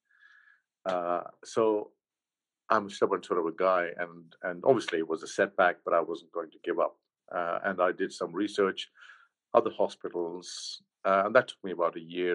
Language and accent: English; Mumbai, Maharashtra, India; moved away as an adult; also born or lived in London, United Kingdom / Los Angeles, United States; now in Leicester, United Kingdom; I grew up in Bombay, and I've always called it Bombay